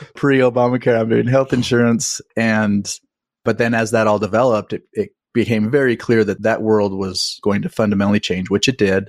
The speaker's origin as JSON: {"language": "English", "region": "Utah", "country": "United States", "tie": "born or raised there", "said": "I grew up in Utah"}